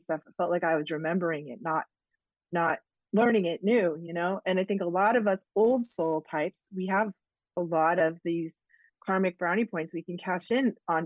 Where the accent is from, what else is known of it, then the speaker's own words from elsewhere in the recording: New England, United States; I'm from New England